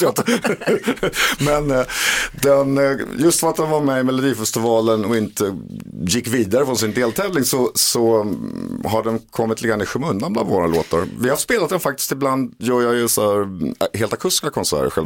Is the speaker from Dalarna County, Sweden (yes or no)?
no; Åkersberga, Stockholm County, Sweden; när jag var ung pojke i Åkersberga och satt i mitt pojkrum och skrev låtar